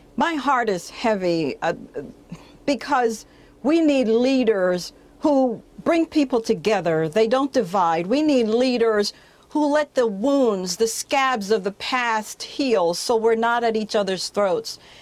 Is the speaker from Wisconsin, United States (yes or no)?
yes; Appleton, Wisconsin, United States; now in Arizona, United States; my hometown of Appleton, Wisconsin, where Freedom Project uh, Media is located.